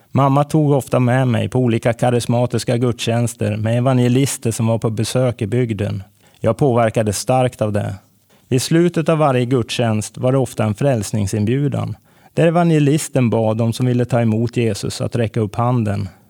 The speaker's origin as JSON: {"language": "Swedish", "town": "Edsbyn", "region": "Gävleborg County", "country": "Sweden", "tie": "born or raised there", "also_born_or_lived": "Bollnäs", "moved": "as an adult", "lives_now": "Stockholm, Sweden", "said": "en liten plats utanför Edsbyn i Hälsingland, där jag växte upp"}